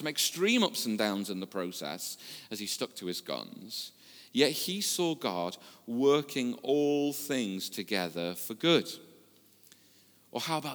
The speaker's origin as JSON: {"language": "English", "area": "the Wirral", "region": "North West England", "country": "United Kingdom", "tie": "born or raised there", "said": "I was born and brought up on the Wirral. I've lived here most of my life"}